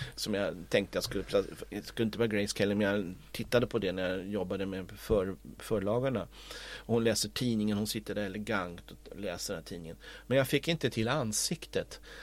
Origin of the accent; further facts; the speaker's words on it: Stockholm, Stockholm County, Sweden; jag är ju uppvuxen i Stockholm men jag är uppvuxen också med spårvagn.